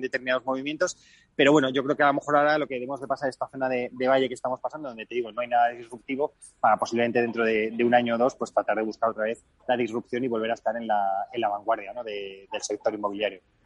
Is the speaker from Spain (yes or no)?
yes; Spain; los que somos españoles